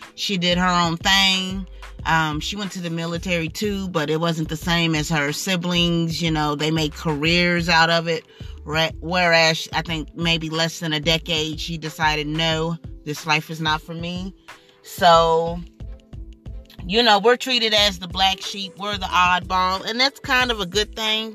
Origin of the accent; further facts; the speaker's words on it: United States; As an American